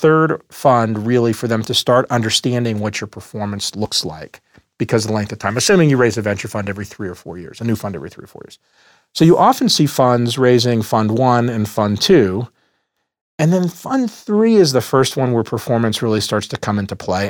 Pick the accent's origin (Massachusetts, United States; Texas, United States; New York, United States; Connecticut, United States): Texas, United States; Dallas; moved away as an adult; also born or lived in Boston; I grew up in Dallas, Texas, in a middle class neighborhood